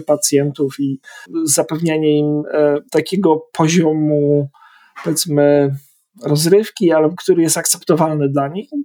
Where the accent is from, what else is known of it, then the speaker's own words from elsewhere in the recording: Opole, Opole Voivodeship, Poland; accent: eastern European; moved away as an adult; also born or lived in northern England; now in London, United Kingdom; ja z kolei wyrosłem z takiej atmosferze teatru alternatywnego, jestem z Opola